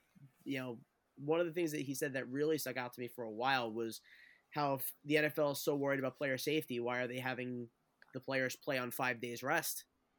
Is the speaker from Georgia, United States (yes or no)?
no; Long Island, New York, United States; as a Knicks fan growing up on Long Island